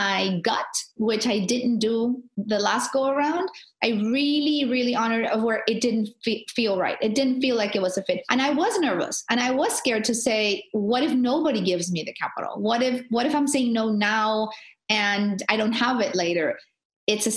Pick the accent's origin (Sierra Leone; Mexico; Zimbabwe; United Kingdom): Mexico; Tijuana, Baja California; I'm a girl from the border. Like, I'm a girl from Tijuana